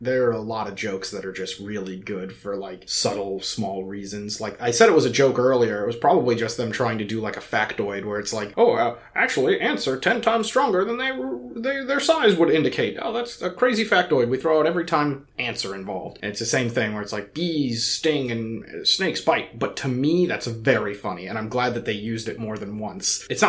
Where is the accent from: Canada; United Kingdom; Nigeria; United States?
United Kingdom; Scotland; Yeah, I'm Scottish. I hate snakes.